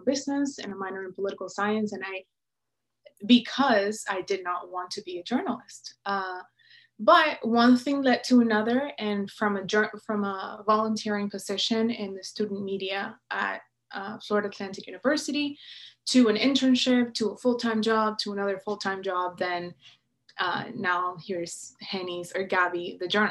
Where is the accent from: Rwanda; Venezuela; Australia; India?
Venezuela; moved away as an adult; now in United States; I was coming from Venezuela, which is where I was born and raised.